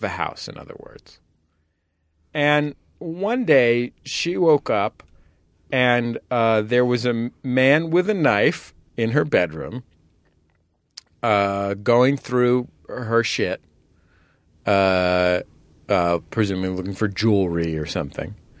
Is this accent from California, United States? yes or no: yes; San Francisco, California, United States; our apartment or flat in San Francisco